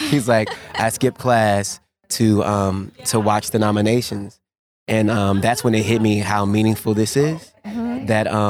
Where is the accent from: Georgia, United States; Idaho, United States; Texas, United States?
Texas, United States; Waco; Waco, Texas